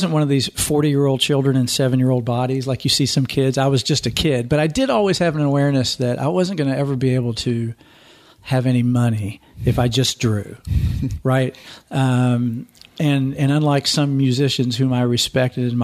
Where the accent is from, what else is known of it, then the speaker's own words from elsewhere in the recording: Eastern Kentucky, United States; moved away as an adult; now in Louisville, United States; I'm from Eastern Kentucky